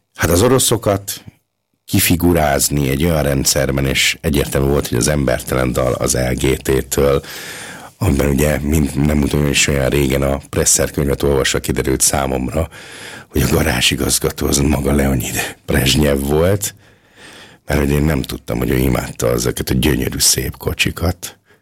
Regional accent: Hungary; now in Linz, Austria; én tipikusan az a magyar ember vagyok

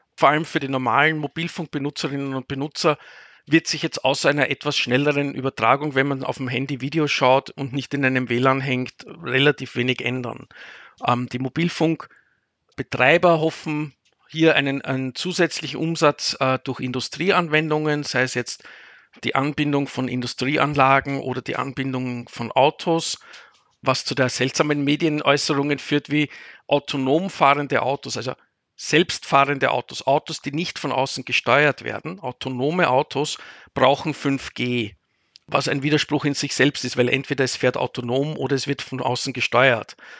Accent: Vienna, Austria; moved away as an adult; now in Cologne, Germany; als Österreicher oder als Wiener

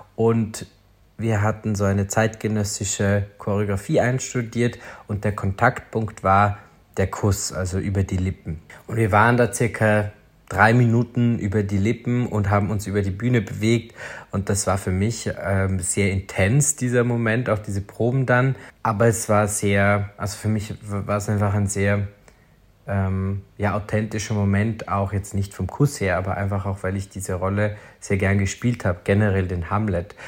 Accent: Feldkirch, Vorarlberg, Austria; also born or lived in Lustenau / Liechtenstein; Aufgewachsen bin ich in Feldkirch

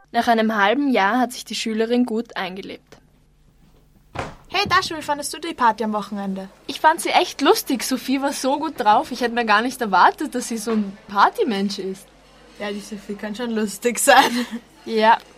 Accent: Saltykovka, Moscow Oblast, Russia; German is a second language; Hallo, äh, ja … Komme aus Saltekowka.

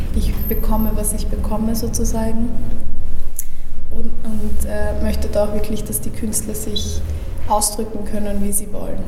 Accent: Austria; ich bin geboren und aufgewachsen in Österreich

